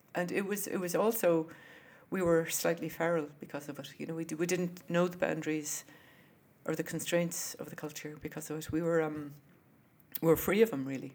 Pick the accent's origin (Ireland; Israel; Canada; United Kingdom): Ireland; Wexford, Leinster; also born or lived in Pennsylvania, United States / Brooklyn, New York, United States; now in United States; I grew up in Wexford, which is south of Dublin. Um, it's in Ireland.